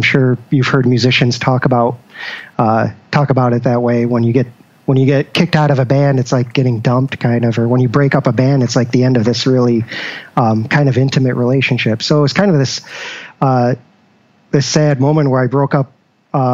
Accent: Syracuse, New York, United States; now in Rochester, United States; No, born and raised in Syracuse.

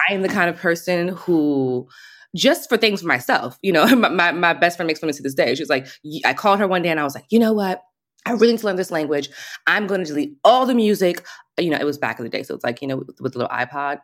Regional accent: Alexandria, Virginia, United States; moved away as an adult; also born or lived in Washington, D.C.; now in Paris, France; I'm originally from D C, you know, D and V, Virginia. So, lived in D C, lived in Virginia most of my life. Alexandria, Virginia, so right outside of D C.

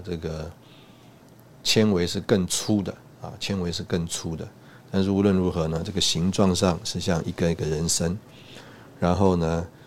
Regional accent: Taiwan; 我们从台湾来

